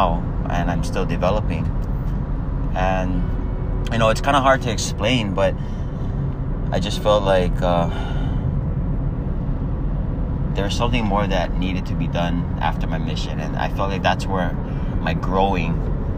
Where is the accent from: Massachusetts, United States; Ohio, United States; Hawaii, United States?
Hawaii, United States; Waipahu; I'm from Oahu, Hawaii. I grew up in Waipahu, Hawaii my whole life